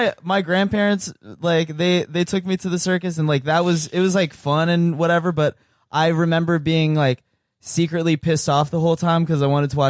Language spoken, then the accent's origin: English; Virginia, United States; now in Los Angeles, United States; I grew up in Virginia